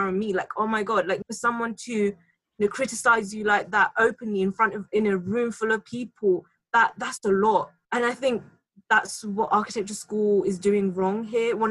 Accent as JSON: {"language": "English", "region": "London", "country": "United Kingdom", "tie": "born or raised there", "said": "being a Londoner, I've been in London my entire life"}